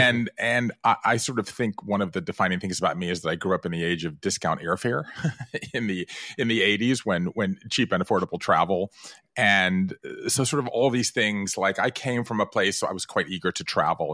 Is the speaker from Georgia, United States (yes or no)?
yes; American South, Georgia, United States; moved away; I grew up in the American South. Five generations in the state of Georgia.